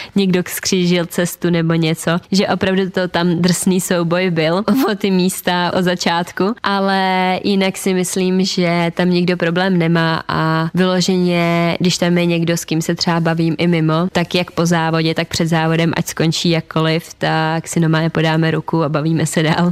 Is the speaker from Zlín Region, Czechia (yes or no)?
no; Turnov, Liberec Region, Czechia; u nás v Turnově